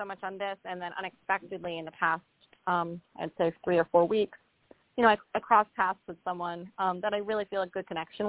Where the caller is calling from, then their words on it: Rhode Island, United States; I'm calling from Rhode Island.